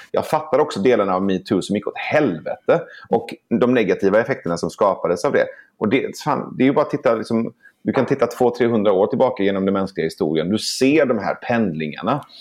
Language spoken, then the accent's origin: Swedish; Iran; now in Sweden; jag kommer från Iran